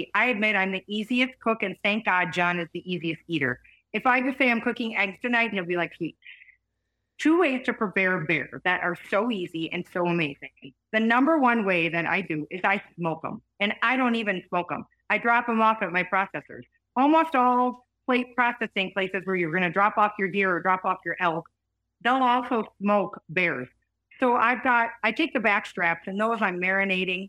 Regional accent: Wisconsin, United States; moved away; I grew up whitetail hunting in Wisconsin

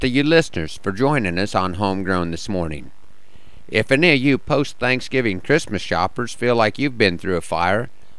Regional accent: Broken Bow, Nebraska, United States; my hometown of Broken Bow

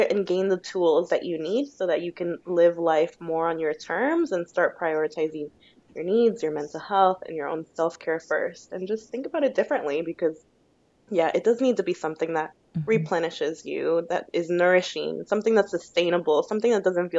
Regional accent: United States; moved away as an adult; now in Australia; I'm Mexican-American

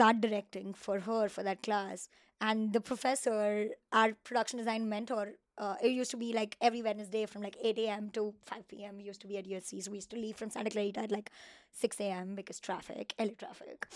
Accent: Mumbai, Maharashtra, India; moved away as an adult; now in Los Angeles, United States; I come from Mumbai

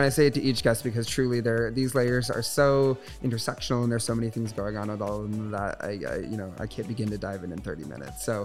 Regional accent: Michigan, United States; because I moved here from Southwest Michigan, which is very small, very conservative.

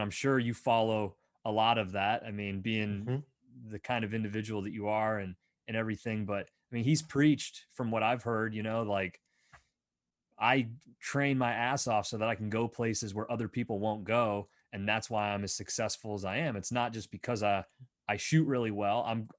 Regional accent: Pennsylvania, United States; I grew up in Northwestern Pennsylvania. So state forest, a lot of whitetail, and I did some hunting really young.

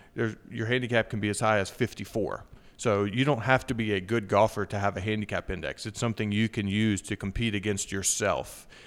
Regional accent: Wytheville, Virginia, United States; also born or lived in Danville, Virginia; I was born in Danville, Virginia, lived there till I was seven, and then moved over to Withville, which is where, uh, I lived until I went off to college

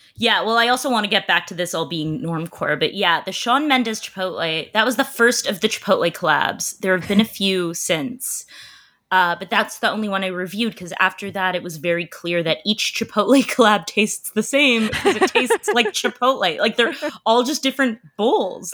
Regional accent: Canada; I'm a Canadian

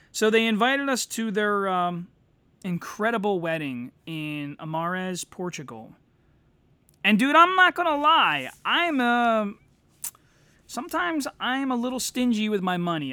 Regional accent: United States; now in Delaware County, Pennsylvania, United States; as an American

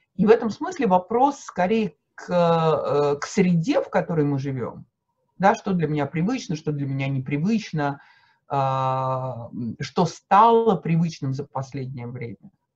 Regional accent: Moscow, Russia; я москвичка

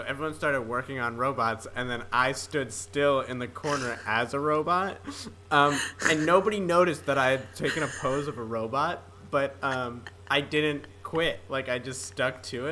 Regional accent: East Coast, United States; I'm from the East Coast

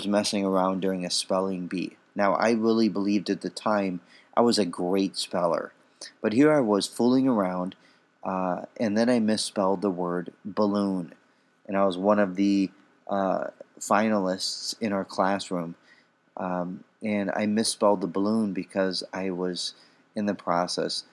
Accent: Chicago, Illinois, United States; I grew up in Chicago.

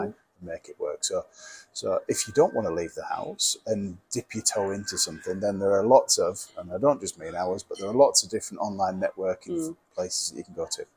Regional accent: Lake District, North West England, United Kingdom; I'm from the Lake District.

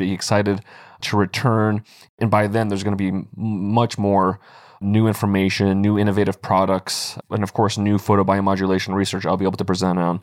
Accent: United States

